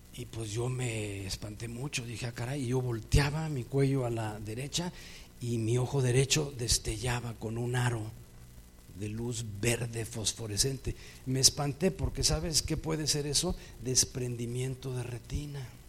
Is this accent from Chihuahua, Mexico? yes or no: no; Mexico City, Mexico; born or raised there